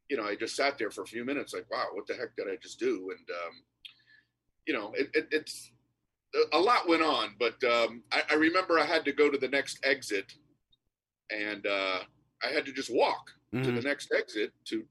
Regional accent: Miami, Florida, United States; moved away as an adult; also born or lived in New York; I'm from Miami, Florida

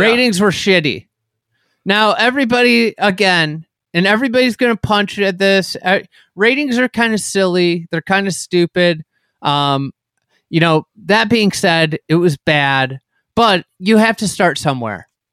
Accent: Chicago, Illinois, United States; I'm a Chicagoan

